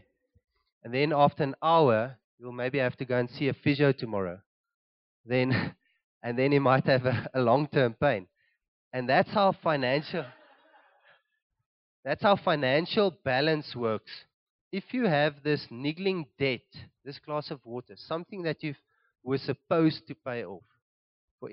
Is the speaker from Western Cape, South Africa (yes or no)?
yes; Cape Town, Western Cape, South Africa; now in Gauteng, South Africa; we're originally from Cape Town